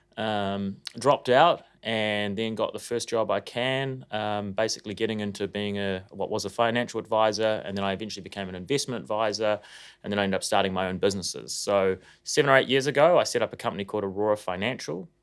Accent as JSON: {"language": "English", "region": "Auckland", "country": "New Zealand", "tie": "born or raised there", "said": "I grew up in Tauranga, which is in West Auckland"}